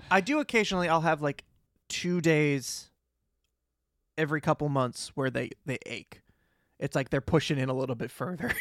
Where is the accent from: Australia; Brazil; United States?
United States; Boston, Massachusetts; accent: Boston; I do have a Boston accent